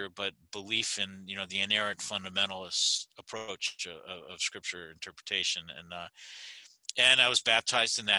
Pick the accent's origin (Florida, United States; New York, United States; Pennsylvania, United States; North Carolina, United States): Pennsylvania, United States; All the kids I grew up with in Pennsylvania were Catholic